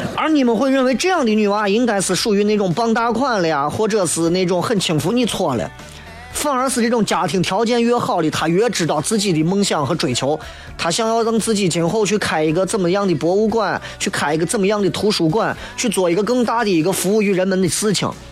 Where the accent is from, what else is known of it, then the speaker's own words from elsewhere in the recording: Xi'an, Shaanxi, China; 以俺屋的条件在西安算是很一般，很一般